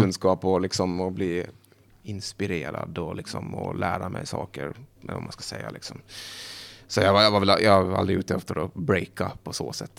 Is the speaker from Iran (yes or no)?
no; Åland Islands; moved away; Jag är från Åland men jag pratar inte finska